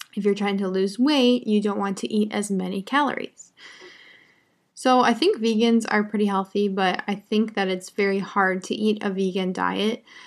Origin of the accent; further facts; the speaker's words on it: United States; I'm an American English teacher. I live in the United States